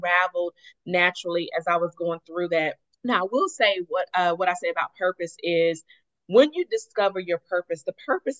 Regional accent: Tulsa, Oklahoma, United States; moved away as an adult; also born or lived in Atlanta; I was born and raised here in Tulsa. I lived in Atlanta for 12 years, but post-divorce, I actually moved back home

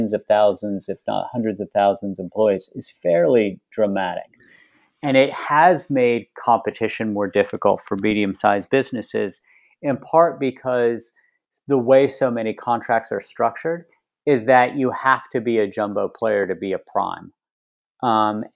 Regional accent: West Virginia, United States; When I was growing up in West Virginia, there were lots of companies based in West Virginia.

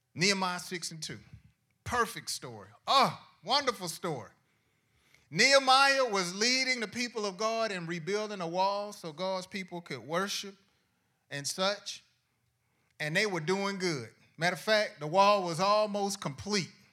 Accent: Decatur, Georgia, United States; also born or lived in College Park; I was, uh, living in College Park up until the third grade. Then after the third grade, my family and I, we moved to Decatur, and I was raised in Decatur

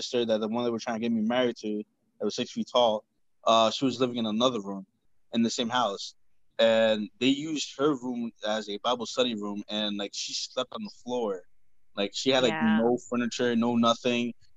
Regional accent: New Jersey, United States; I'm from New Jersey

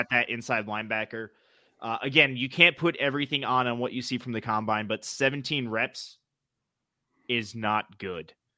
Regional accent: New England, United States; accent: New England; my New England accent.

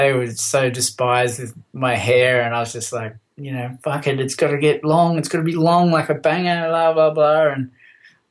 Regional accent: Wollongong, New South Wales, Australia; also born or lived in Papua New Guinea / Engadine, Sydney; I moved from Wollongong up to to Engadine. So I was going to Heathcote High School, which is in the Sutherland Shire.

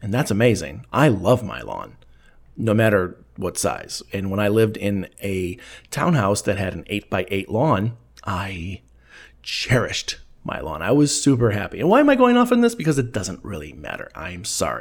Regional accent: Elgin, Illinois, United States; it's my hometown of Elgin, Illinois

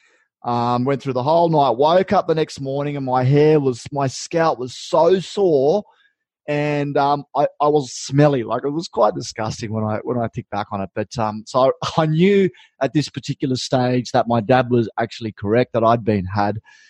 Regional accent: Uralla, New South Wales, Australia; moved away; also born or lived in Brisbane; I grew up in Urala, and I'm at the farm.

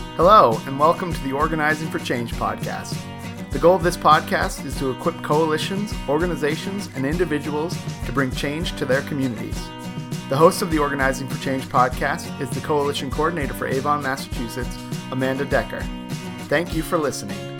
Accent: Canada; moved away as an adult; now in Boston, United States; I was born and I grew up in Canada. I moved to Boston uh, just under two years ago

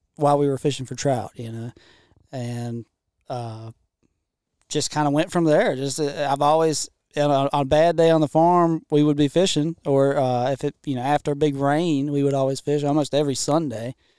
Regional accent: Washington County, North Carolina, United States; I grew up in Washington County, not too far from here

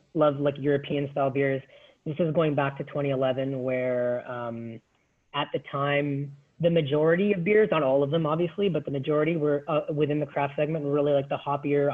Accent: Toronto, Ontario, Canada; I grew up in Scarborough, being, you know, born and raised in Toronto, went to school here

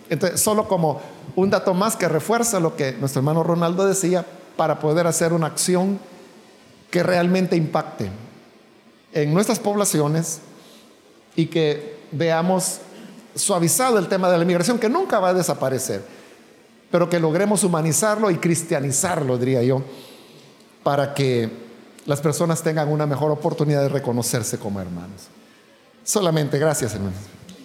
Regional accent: El Salvador

